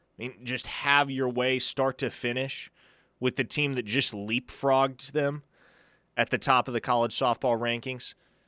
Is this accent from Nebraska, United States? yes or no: yes; Omaha, Nebraska, United States; I grew up in Omaha. I grew up going to the College World Series. The stadium was a 20-minute drive from my house.